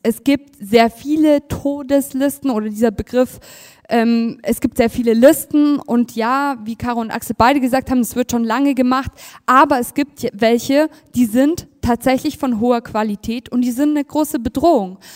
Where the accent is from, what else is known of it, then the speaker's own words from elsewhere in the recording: Munich, Bavaria, Germany; ich bin ja aus München